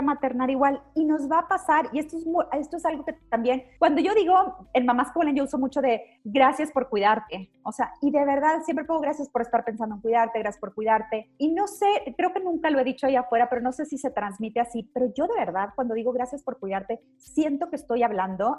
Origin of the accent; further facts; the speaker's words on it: Mexico; como mamás mexicanas, latinas, de habla hispana